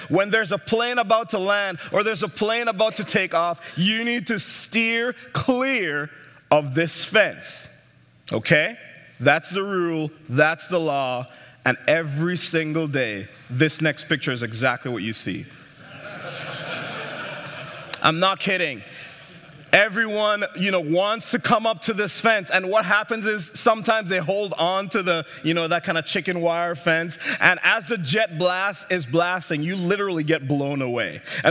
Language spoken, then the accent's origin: English; St. Martin; also born or lived in Jamaica; I grew up in the Caribbean, as you can tell by my accent. I was born in Jamaica, and then I grew up in St. Martin, Eastern Caribbean.